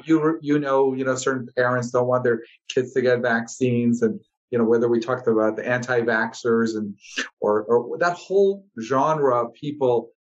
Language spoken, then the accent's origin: English; Chicago, Illinois, United States; moved away as an adult; also born or lived in Ohio / Los Angeles; now in Southern Nevada, United States; grew up uh, in the Midwest in Chicago